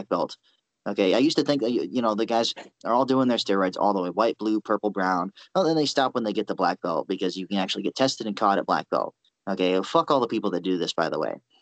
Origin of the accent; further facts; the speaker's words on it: United States; I'm an American.